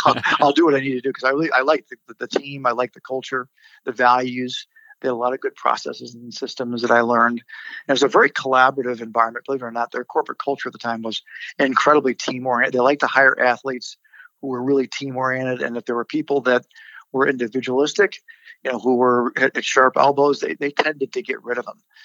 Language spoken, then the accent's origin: English; Chicago, Illinois, United States; I'm from Chicago originally